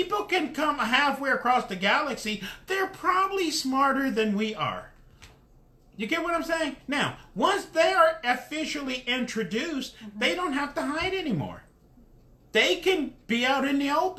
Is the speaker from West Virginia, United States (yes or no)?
no; Dayton, Ohio, United States; moved away; When I'm from Dayton, Ohio. When I was in Dayton, Ohio, I left Dayton, Ohio in 1980. In Dayton, Ohio, when I was growing up, it was just black and white